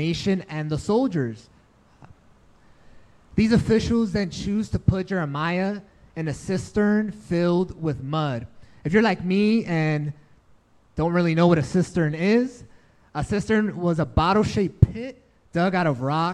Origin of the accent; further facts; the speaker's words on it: New York City, New York, United States; also born or lived in Dominican Republic; I grew up in New York City.